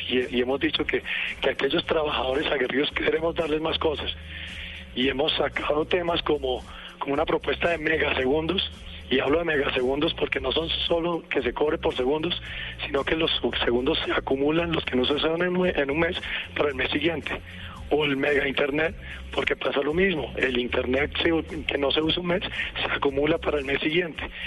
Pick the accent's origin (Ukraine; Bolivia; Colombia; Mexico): Colombia; yo soy un colombiano, un colombiano de pura cepa